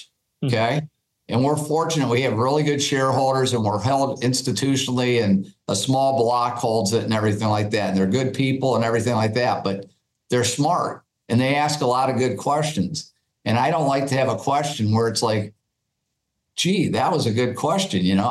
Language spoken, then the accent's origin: English; Midwest, United States; I grew up in the Midwest, you know, so I like flyover country